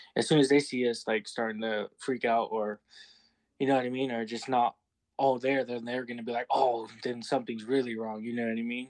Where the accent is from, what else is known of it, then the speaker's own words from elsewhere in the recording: Utah, United States; also born or lived in California; I was, uh, born in Cali, but I was raised out here in Utah, so I say I'm from Utah